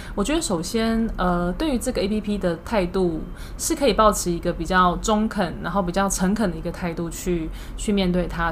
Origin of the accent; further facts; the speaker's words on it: Taiwan; 我们台湾人就是有个默契嘛